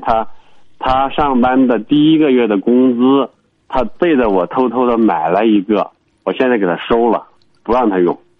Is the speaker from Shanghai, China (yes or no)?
no; Henan, China; moved away as an adult; now in Urumqi, China; 我是河南的，我在乌鲁木齐